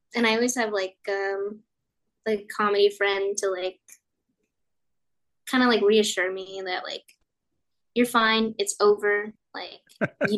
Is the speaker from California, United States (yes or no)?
yes; Orange County, California, United States; I grew up in Orange County